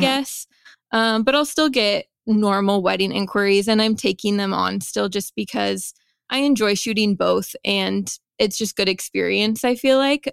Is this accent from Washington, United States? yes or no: yes; Vancouver, Washington, United States; also born or lived in Seattle, Washington; I am from Vancouver, Washington